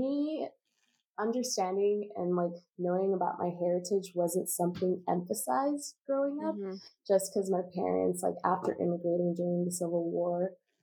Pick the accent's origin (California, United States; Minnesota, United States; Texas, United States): California, United States; Los Angeles; I grew up in Pico Union, which, as most of us know, is like the hub for all of the Salvadoran immigrants